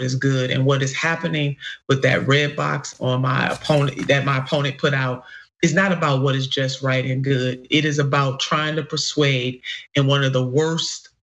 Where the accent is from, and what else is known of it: Cleveland, Ohio, United States; born or raised there